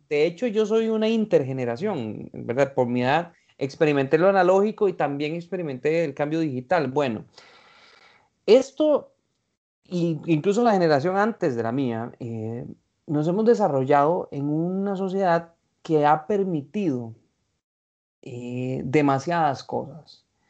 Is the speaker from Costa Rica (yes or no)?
yes; Costa Rica; los ticos